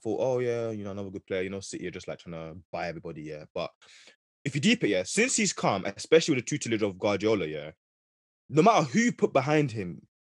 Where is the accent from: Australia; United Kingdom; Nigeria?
Nigeria; as a Nigerian guy